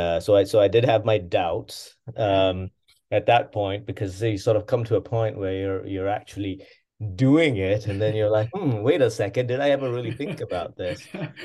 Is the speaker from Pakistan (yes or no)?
yes; Pakistan; also born or lived in England; I was born there in England. My older brother, of course, was also born there, and then we, you know, I was probably two or three when we left England, so quite young, and my father, in particular, had family in Pakistan.